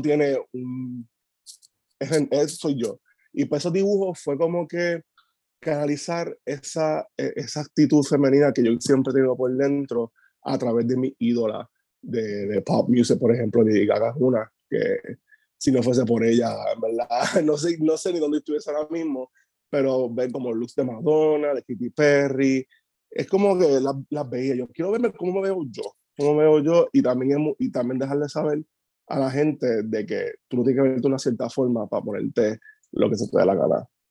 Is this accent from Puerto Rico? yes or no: yes; Maunabo, Puerto Rico; also born or lived in Caguas / Patillas; now in Humacao, Puerto Rico; Yo nací en Cagua, me crié en Maunabo y Patilla y vivo ahora en Macao